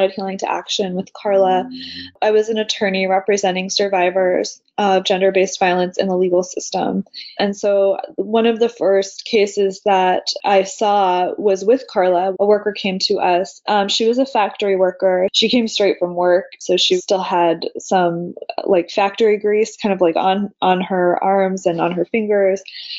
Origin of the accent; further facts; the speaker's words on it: close to Washington, D.C., Virginia, United States; I grew up in Virginia, close to Washington, D.C.